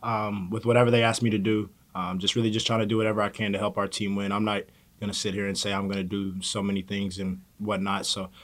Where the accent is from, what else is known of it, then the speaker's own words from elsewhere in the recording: Kentucky, United States; This is the closest one that I have home to Kentucky. For my hometown, it's really about like 3.5 hours.